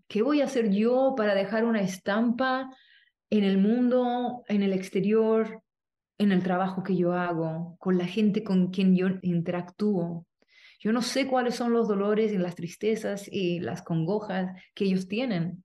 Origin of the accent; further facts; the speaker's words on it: Chile; moved away as an adult; now in United States; vengo de Chile, soy chilena, me fui de Chile